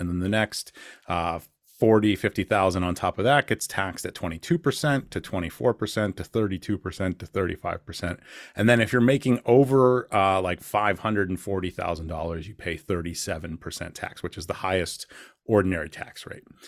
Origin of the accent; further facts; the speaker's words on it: Rochester, New York, United States; I'm from Rochester, New York